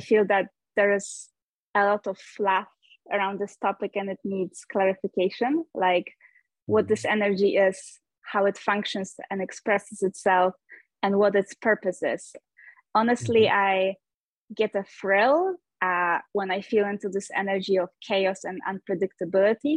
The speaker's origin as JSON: {"language": "English", "country": "Poland", "also_born_or_lived": "United States", "moved": "as an adult", "lives_now": "Norway", "said": "I am originally from Poland, but I left my home country pretty young. When I was 21, I moved to the United States"}